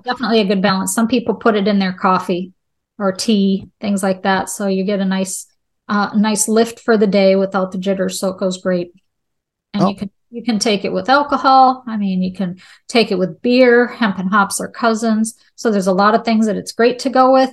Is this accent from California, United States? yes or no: no; Charlotte, North Carolina, United States; I'm from the Charlotte area, there's a lot of banks